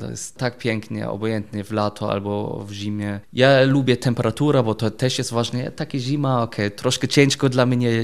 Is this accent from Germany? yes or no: yes; Germany; Polish is a second language; moved away as an adult; also born or lived in England; now in Wrocław, Poland; jestem Niemiec